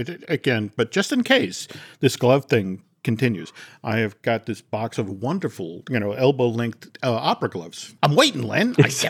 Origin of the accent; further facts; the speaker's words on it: New England, United States; like I grew up in New England during the Big Dig, which was only supposed to take 2-3 years and took 17.